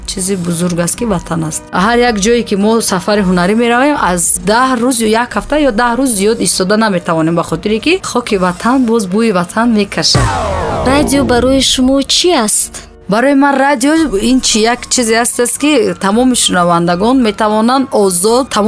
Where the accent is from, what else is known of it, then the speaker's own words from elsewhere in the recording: Bokhtar, Khatlon, Tajikistan; ман дар шаҳри қурғонтепа таваллуд шудам ва ин ҳол ки номаш бохтар номиданд